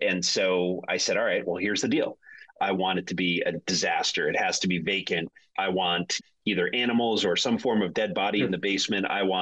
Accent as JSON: {"language": "English", "region": "Connecticut", "country": "United States", "said": "I'm from Connecticut, so I don't have that New England accent"}